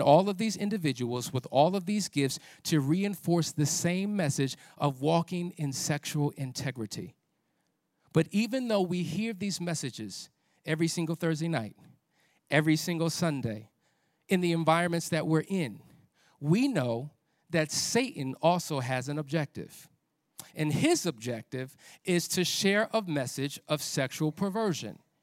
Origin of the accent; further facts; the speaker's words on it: New Jersey, United States; I'm from Jersey